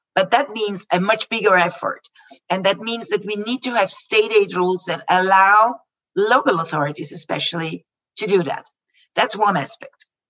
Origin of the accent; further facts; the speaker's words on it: Vienna, Austria; the capital that is closest to my hometown to vienna